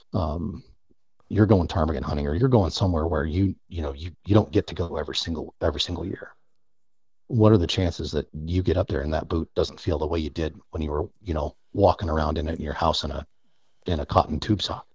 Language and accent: English; United States; born and raised on the North Platte River